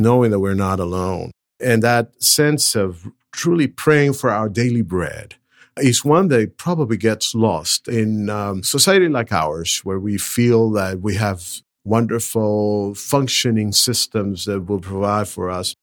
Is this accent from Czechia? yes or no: no; Venezuela; moved away as an adult; also born or lived in Brazil / Southern California; now in Nashville, United States; I'm originally from Venezuela, went to college in Brazil